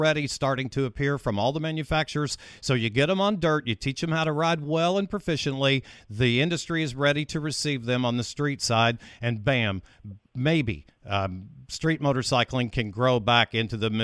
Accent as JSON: {"language": "English", "town": "Owensboro", "region": "Kentucky", "country": "United States", "tie": "born or raised there", "moved": "yes", "lives_now": "Daytona Beach, United States", "said": "I was born and raised in Owensboro, 120 miles west of Louisville."}